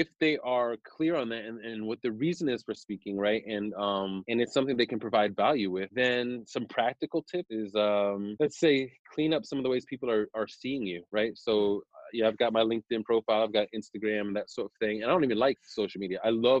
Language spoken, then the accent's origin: English; Germany; And at the time, I grew up military and in Germany and stuff.